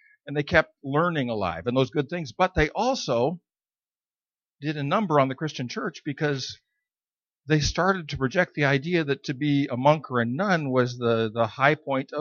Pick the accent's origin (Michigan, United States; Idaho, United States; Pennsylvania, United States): Idaho, United States; I was born and raised in Idaho in the mountains